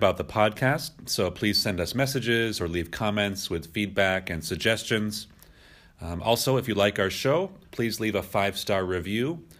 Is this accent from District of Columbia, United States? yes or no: no; Massachusetts, United States; I was born here. I'm from Massachusetts.